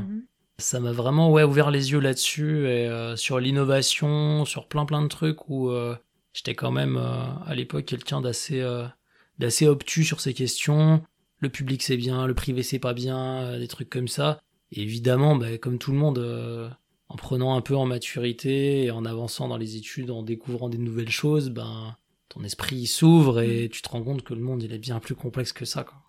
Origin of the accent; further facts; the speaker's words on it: Grenoble, Auvergne-Rhône-Alpes, France; J'ai grandi à Grenoble.